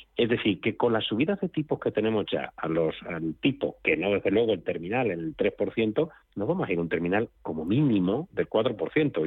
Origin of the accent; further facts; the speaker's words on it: Spain; como español